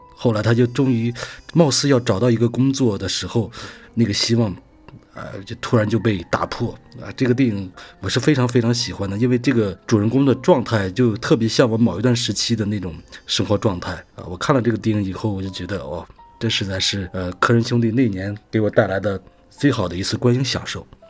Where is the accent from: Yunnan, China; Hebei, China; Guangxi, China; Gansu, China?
Hebei, China; Hengshui; moved away; 河北衡水，我们那边是披萨之乡